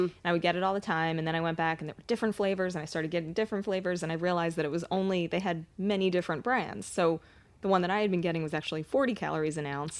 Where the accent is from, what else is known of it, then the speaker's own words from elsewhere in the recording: East Coast, United States; I'm from the East Coast.